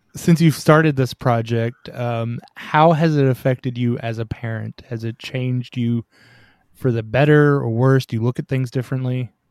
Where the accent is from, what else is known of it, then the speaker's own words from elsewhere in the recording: Tennessee, United States; I'm from Tennessee. So, y'all is common.